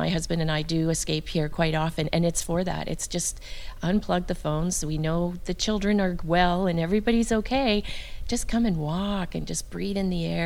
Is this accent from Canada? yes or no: yes; Vancouver, British Columbia, Canada; I am, born and raised in Vancouver